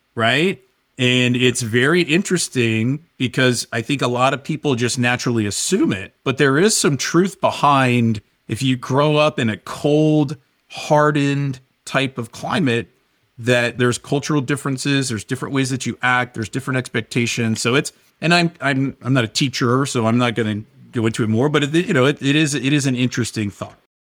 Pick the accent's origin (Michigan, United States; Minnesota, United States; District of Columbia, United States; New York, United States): District of Columbia, United States; Washington; moved away as an adult; also born or lived in Northern Virginia; now in Southern California, United States; I grew up, for the most part, in the Washington, D C area